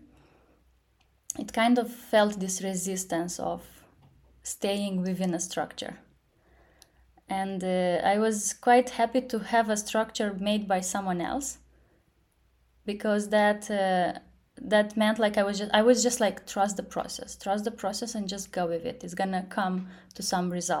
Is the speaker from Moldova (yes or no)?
yes; Moldova; also born or lived in London / Silicon Valley; I'm from Moldova. I'm currently based in Moldova.